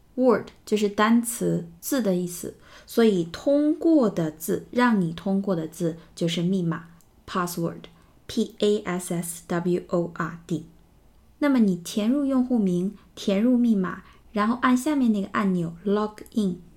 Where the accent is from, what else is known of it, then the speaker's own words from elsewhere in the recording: China; 我们中国人的名字呢都没有 middle name 这个说法